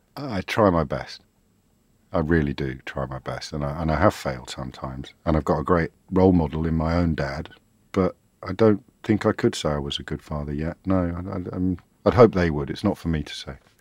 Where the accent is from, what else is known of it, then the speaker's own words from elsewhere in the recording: Kidderminster, West Midlands, United Kingdom; me growing up in Kidderminster